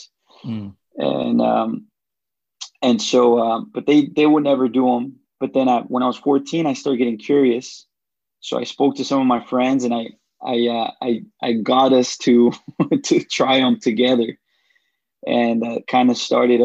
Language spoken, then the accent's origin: English; Los Angeles, California, United States; also born or lived in Jalisco, Mexico; I was eight when I came to the U.S. And then that's when I lived in L.A. So I grew up in West L.A.